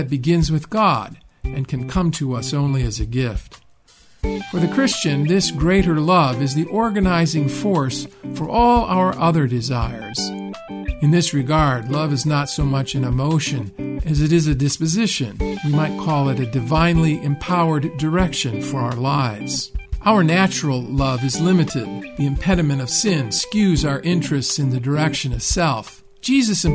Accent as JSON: {"language": "English", "region": "Rust Belt of the Midwest", "country": "United States", "tie": "born or raised there", "said": "I was just a kid growing up in the Rust Belt of the Midwest"}